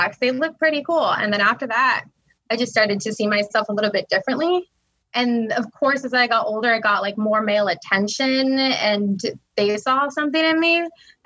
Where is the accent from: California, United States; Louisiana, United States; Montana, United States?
California, United States; I'm here from the West Coast. I'm a California native. I'm Tongva.